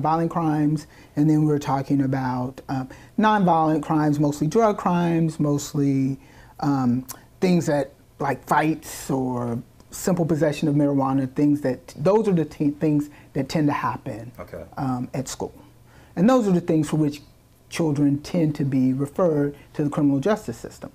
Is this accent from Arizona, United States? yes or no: no; Rockingham, North Carolina, United States; now in Durham, United States; I started out as a criminal defense attorney in my hometown in Rockingham